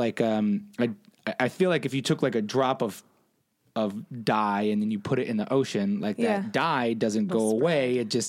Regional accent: southern New Hampshire, United States; moved away as an adult; also born or lived in Chicago; I'm from New Hampshire, the southern part. So it's very close.

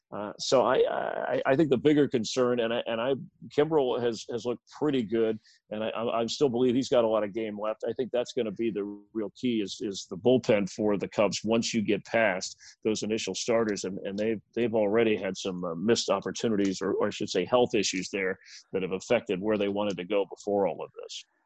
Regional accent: South Florida, United States; I grew up in South Florida before the Marlins were there

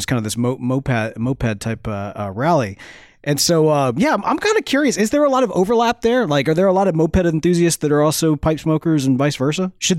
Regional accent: Mississippi, United States; We're from Mississippi

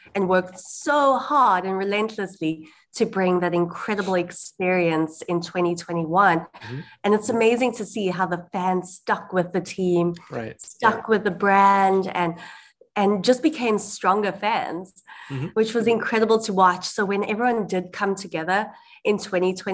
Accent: South Africa; now in United States; I'm born and raised in South Africa

